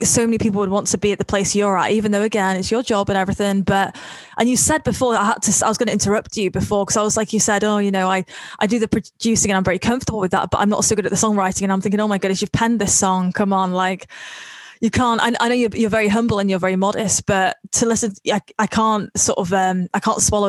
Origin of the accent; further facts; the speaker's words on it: North Wales, United Kingdom; I'm from Wales.